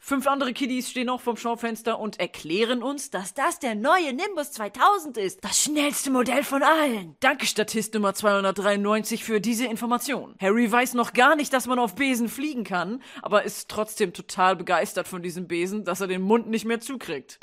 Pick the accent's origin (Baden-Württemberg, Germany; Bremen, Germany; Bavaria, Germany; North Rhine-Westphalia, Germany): Bremen, Germany; für einen Bremer wie mich